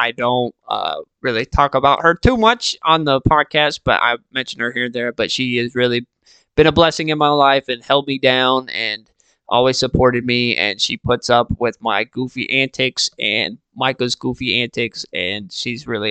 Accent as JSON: {"language": "English", "region": "Texas", "country": "United States", "said": "I'm from Texas"}